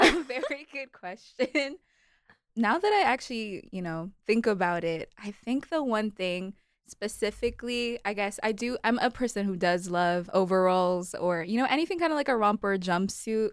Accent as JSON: {"language": "English", "country": "Kenya", "tie": "born or raised there", "also_born_or_lived": "Malawi", "moved": "yes", "lives_now": "United States", "said": "grew up, spent most of my life in Kenya"}